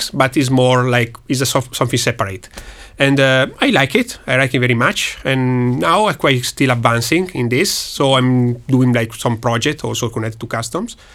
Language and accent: English; Milan, Lombardy, Italy; From Milan.